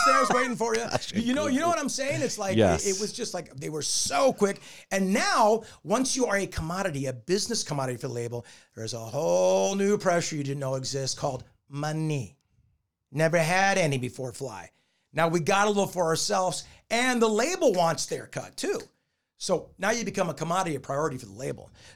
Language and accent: English; Newport Beach, California, United States; I grew up in Newport Beach and that was very important to me.